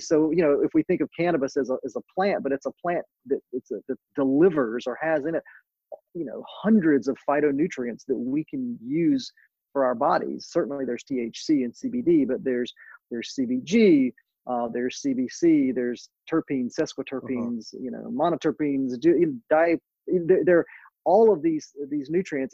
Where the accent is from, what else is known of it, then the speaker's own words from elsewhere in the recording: North Carolina, United States; my home state of North Carolina